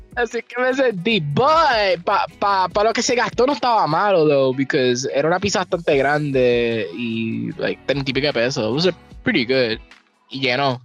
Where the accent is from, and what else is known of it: Puerto Rico